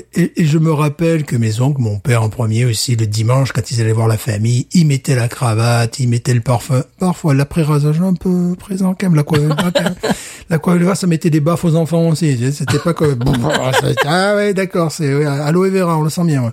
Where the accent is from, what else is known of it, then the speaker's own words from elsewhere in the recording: France; je suis français